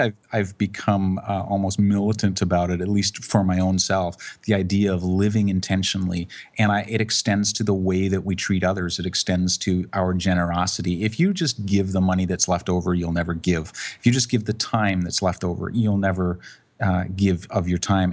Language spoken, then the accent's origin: English; Canada; I'm a Canadian, but I live on the West Coast